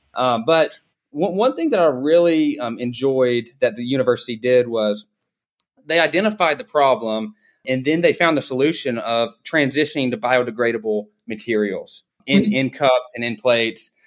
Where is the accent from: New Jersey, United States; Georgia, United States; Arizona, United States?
Georgia, United States; Dalton; I grew up in Dalton, Georgia